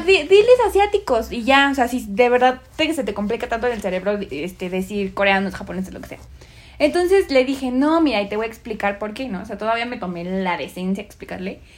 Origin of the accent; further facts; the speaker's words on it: Mexico; somos de México